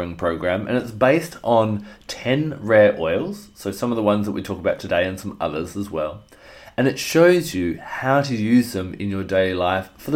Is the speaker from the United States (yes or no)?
no; Australia; my home country of Australia